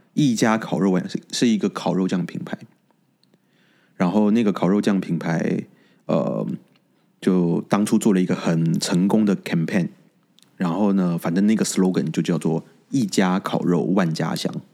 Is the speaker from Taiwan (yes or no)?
yes; Taiwan; 我是台湾人